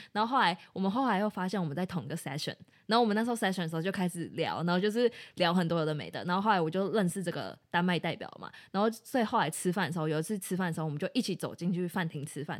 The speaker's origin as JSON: {"language": "Chinese", "country": "Taiwan", "said": "我们是台湾人"}